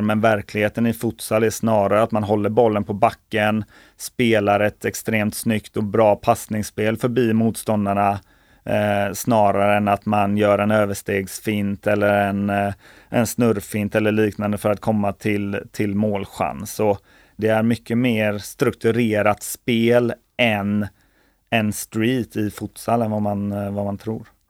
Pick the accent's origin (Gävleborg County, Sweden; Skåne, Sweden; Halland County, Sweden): Halland County, Sweden; Kungsbacka; där jag är uppväxt i Kungsbacka